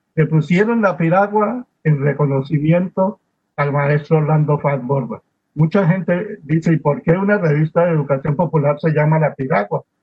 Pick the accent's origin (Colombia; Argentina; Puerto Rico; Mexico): Colombia; lo que somos los colombianos